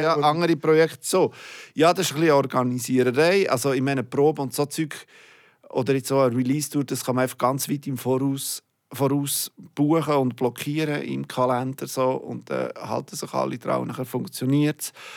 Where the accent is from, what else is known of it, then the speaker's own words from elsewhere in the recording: Bern, Switzerland; moved away as an adult; now in Zurich, Switzerland; Ich bin schon lang, länger nicht mehr zu Bern